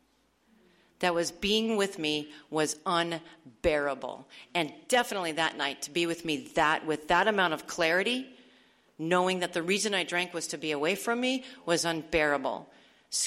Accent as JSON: {"language": "English", "region": "Arizona", "country": "United States", "moved": "yes", "said": "I'm from Arizona, and this is all taking place in Tucson at this point"}